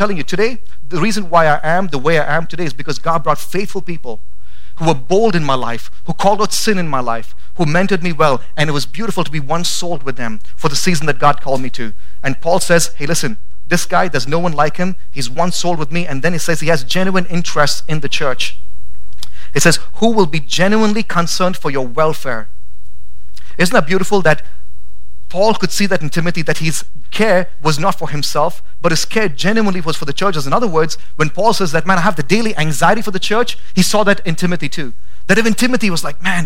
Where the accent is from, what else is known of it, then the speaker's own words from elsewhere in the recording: India; now in Boise, United States; I grew up in India, and that was just a part of my language at home.